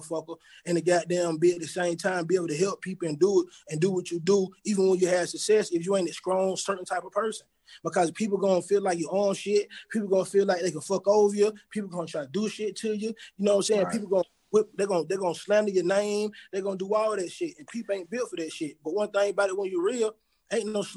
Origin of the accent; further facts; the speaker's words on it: Atlanta, Georgia, United States; I grew up in Born Home